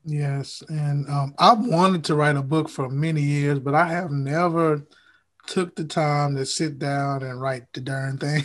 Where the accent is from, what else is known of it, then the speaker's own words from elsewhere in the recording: Huntsville, Alabama, United States; I'm actually from Huntsville